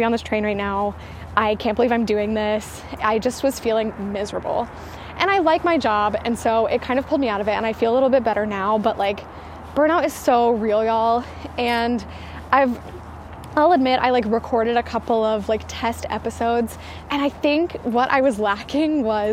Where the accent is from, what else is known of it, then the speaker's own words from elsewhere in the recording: the South, United States; I am from the South